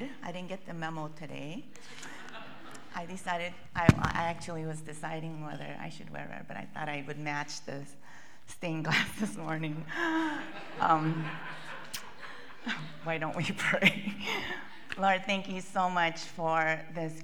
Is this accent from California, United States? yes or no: yes; California, United States; moved away as an adult; also born or lived in Boston; I grew up in California, and we have two temperatures, warm and warmer